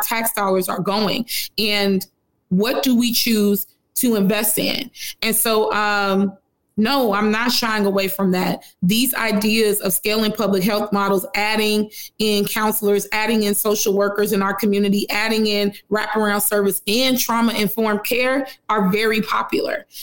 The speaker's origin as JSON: {"language": "English", "town": "Chicago", "region": "Illinois", "country": "United States", "said": "I'm from Austin"}